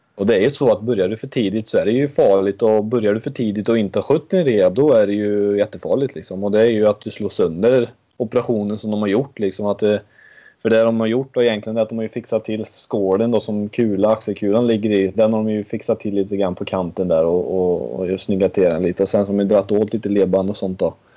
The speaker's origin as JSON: {"language": "Swedish", "country": "Sweden", "said": "vi kommer från lilla Sverige"}